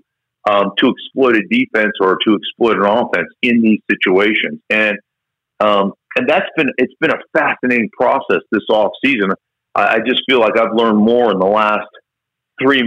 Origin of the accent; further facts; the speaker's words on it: Alaska, United States; I grew up in Alaska